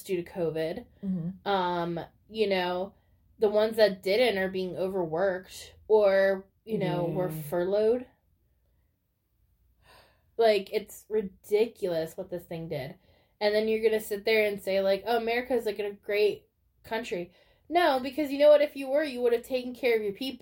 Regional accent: United States; as an American

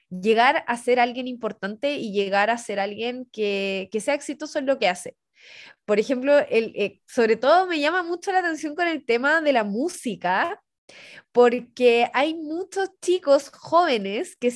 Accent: La Serena, Coquimbo, Chile; poder llegar desde una región como yo, que soy … de la Serena

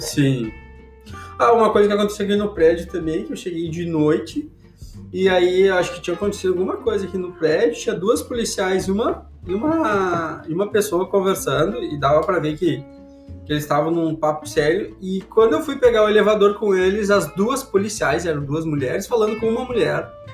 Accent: Brazil; moved away; A gente é, é do Brasil

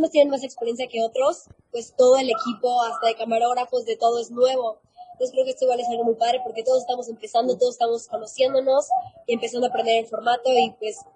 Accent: Mérida, Yucatán, Mexico; also born or lived in Guadalajara; now in Mexico City, Mexico; Sí, nací en Guadalajara y cuando tenía como seis años aproximadamente me fui a vivir a Mérida. Y bueno, ahorita ya estoy aquí en la Ciudad de México por este nuevo proyecto.

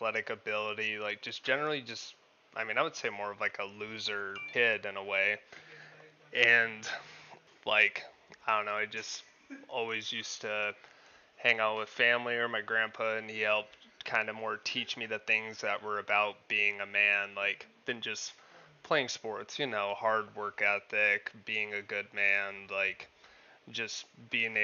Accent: Parker, Arizona, United States; moved away as an adult; also born or lived in Pennsylvania; town in Arizona called Parker. Grew up there most of my life

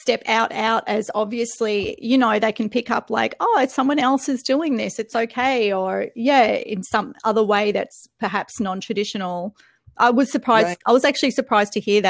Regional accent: Australia; also born or lived in Melbourne; I'm Australian

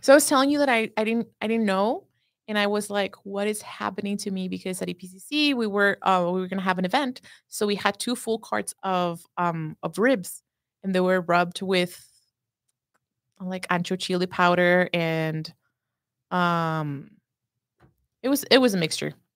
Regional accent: Juárez, Chihuahua, Mexico; first language Spanish; English is a second language; now in United States

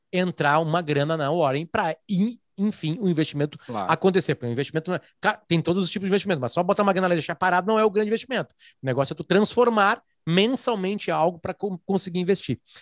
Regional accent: Brazil; sou brasileiro

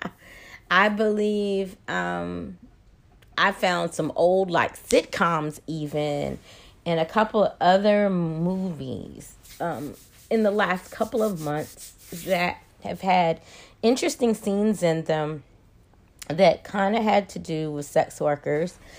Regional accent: Maryland, United States; now in Atlanta, United States; I'm originally from Maryland, live in Atlanta, went back home to Maryland

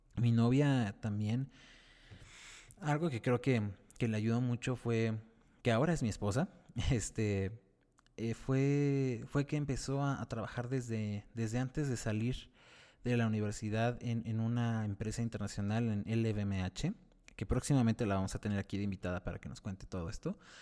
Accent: Mexico City, Mexico; soy de la Ciudad de México

